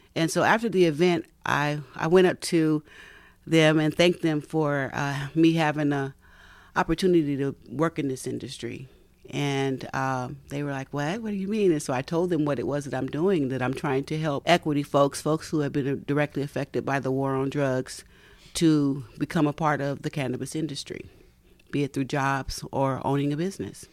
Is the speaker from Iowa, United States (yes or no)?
no; Bay Area, California, United States; also born or lived in Tennessee / Palo Alto / Menlo Park / East Palo Alto; raised in, uh, the Bay Area down on the peninsula